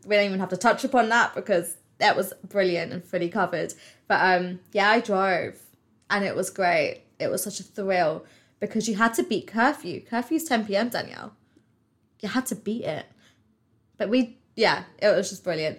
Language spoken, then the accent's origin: English; United Kingdom; I'm British